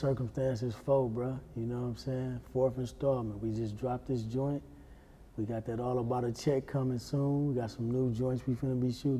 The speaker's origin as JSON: {"language": "English", "town": "Milwaukee", "region": "Wisconsin", "country": "United States"}